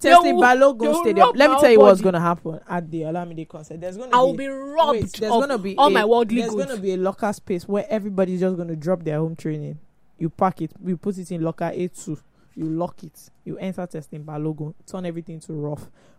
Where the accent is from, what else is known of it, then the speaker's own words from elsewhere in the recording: Lagos, Nigeria; I'm really from Lagos. I know the streets. You don't know the streets.